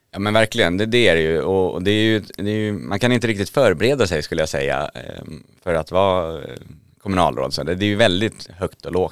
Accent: Södertälje, Stockholm County, Sweden; född och uppvuxen i Södertälje kommun

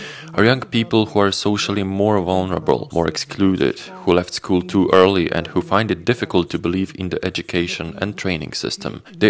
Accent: Slovenia; Valentina and me here in Slovenia.

